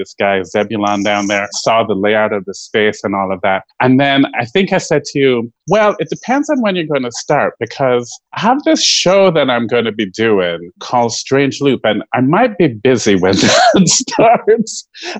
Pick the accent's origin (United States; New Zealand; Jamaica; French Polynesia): Jamaica; I'm firmly Jamaican, so I have lots of jobs.